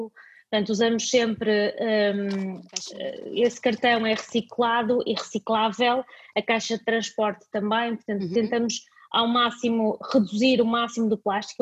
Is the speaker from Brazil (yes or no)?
no; Vila Nova de Famalicão, Norte, Portugal; also born or lived in Dubai; eu nasci em Famalicão, como, como disseste, e a minha avó é costureira, ainda hoje é a costureira da aldeia